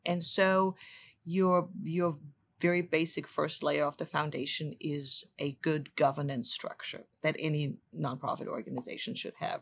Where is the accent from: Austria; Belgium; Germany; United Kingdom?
Germany; moved away as an adult; also born or lived in Washington, D.C.; now in St. Louis, United States; I'm originally from Germany